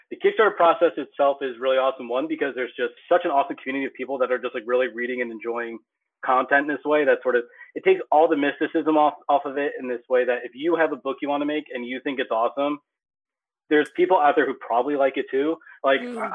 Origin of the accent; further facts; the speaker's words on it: Pennsylvania, United States; I'm from Middle Nowhere, Pennsylvania. I had a strip mall next to my high school